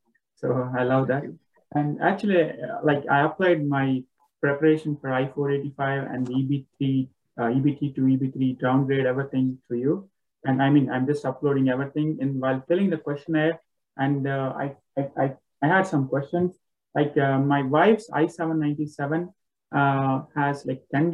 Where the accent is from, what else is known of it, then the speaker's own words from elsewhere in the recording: Andhra Pradesh, India; moved away; I'm from Andhra Pradesh